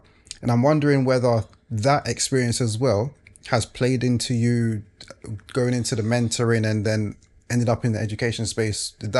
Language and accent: English; London, United Kingdom; I grew up in Leytonstone.